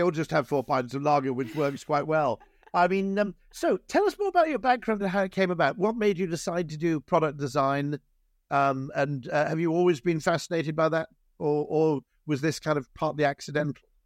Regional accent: Wales, United Kingdom; now in just outside London, United Kingdom; I grew up in Wales

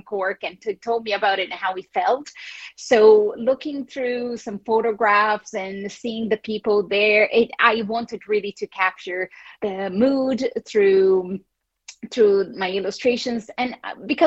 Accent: Brazil; English is a second language; moved away as an adult; also born or lived in United States; now in Ireland; I am from Brazil

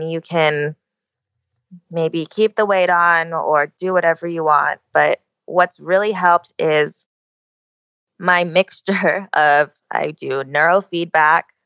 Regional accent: Oahu, Hawaii, United States; I'm born and raised on Oahu

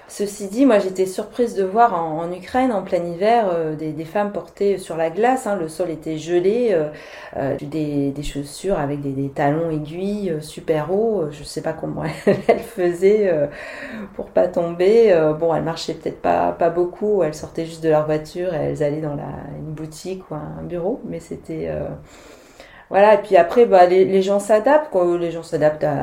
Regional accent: France; moved away as an adult; also born or lived in Hong Kong / Singapore; t'arrives en tant que Française

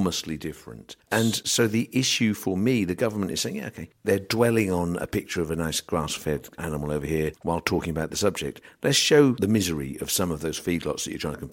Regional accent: England, United Kingdom; we're English

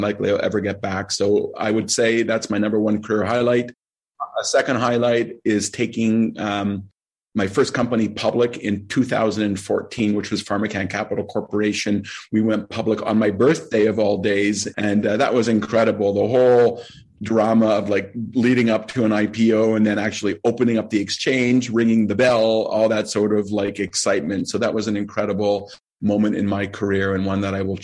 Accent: Toronto, Ontario, Canada; I am in Toronto, Canada, my hometown

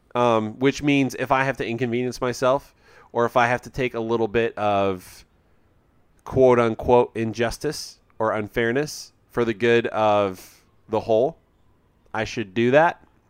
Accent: United States; I'm an American

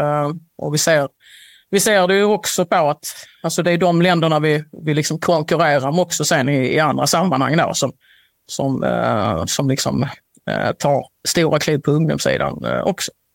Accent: Sweden

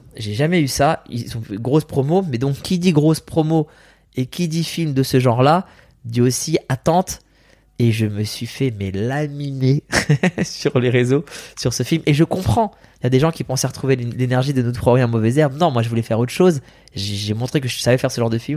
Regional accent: France; French is a second language; also born or lived in Iran; moi je suis en France petit

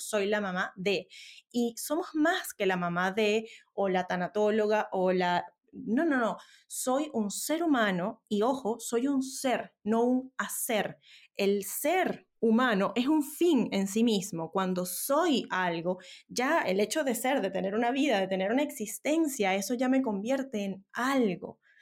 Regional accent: Venezuela; now in Santiago, Chile; yo soy venezolana y decías ahora soy vivo en Santiago de Chile, pero emigré por una situación país muy adversa

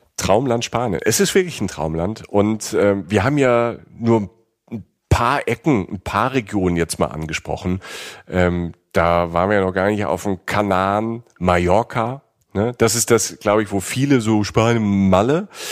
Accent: Germany; als Deutscher

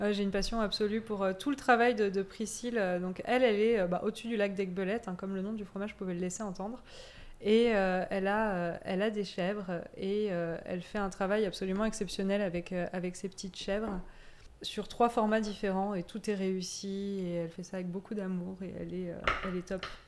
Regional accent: Auvergne-Rhône-Alpes, France; moved away; also born or lived in Corsica / Savoie; j'ai grandi en Corse, puis en Auvergne, et je suis née en Savoie

